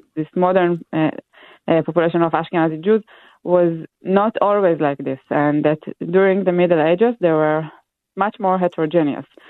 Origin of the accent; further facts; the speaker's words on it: Israel; moved away; I'm from Israel originally